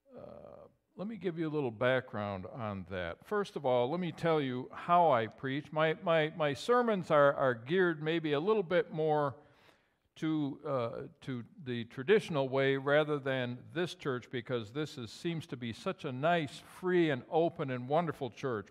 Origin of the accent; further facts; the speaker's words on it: Dexter, New York, United States; also born or lived in Gouverneur, New York / Sackets Harbor, New York; I was born and I was raised in Dexter, New York, about, oh, ninety miles from here